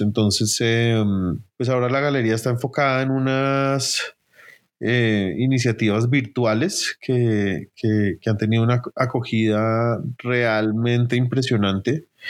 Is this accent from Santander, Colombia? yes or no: no; Bogotá, Colombia; nací en Bogotá, donde he vivido toda mi vida.